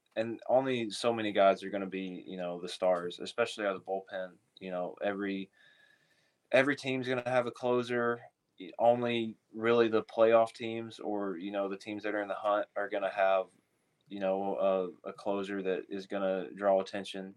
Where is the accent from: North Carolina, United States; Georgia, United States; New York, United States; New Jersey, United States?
Georgia, United States; I'm from Georgia